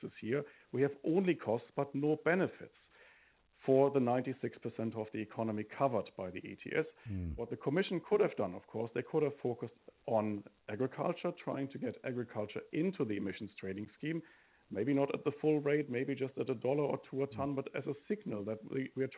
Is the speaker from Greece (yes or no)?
no; Germany; now in New Zealand; I come from Germany